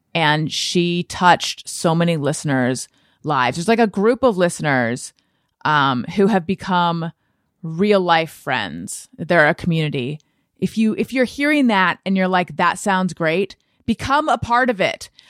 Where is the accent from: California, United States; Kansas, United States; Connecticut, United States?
California, United States; Orange County; moved away; I was raised in Orange County, California